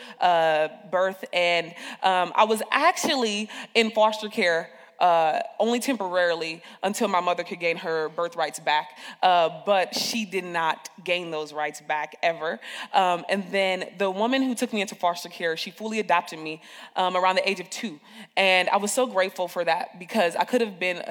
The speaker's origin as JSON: {"language": "English", "town": "Peoria", "region": "Illinois", "country": "United States", "tie": "born or raised there", "also_born_or_lived": "Chicago, Illinois", "moved": "yes", "said": "I'm raised in Peoria, Illinois. I was raised in Taft Homes, Northside, Peoria"}